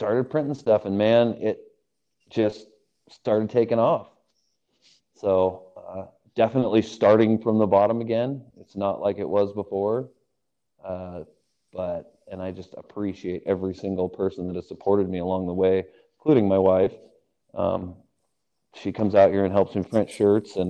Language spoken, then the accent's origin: English; Salem, United States; I grew up basically in Salem since my freshman year in high school